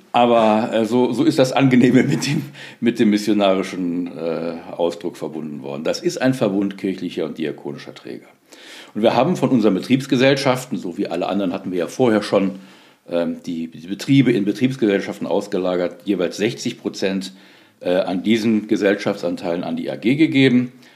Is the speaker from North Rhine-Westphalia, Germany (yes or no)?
yes; Solingen, North Rhine-Westphalia, Germany; also born or lived in Wuppertal; ich bin 1965 geboren in Solingen, da wo die Messer herkommen. Ja. Da bin ich auch aufgewachsen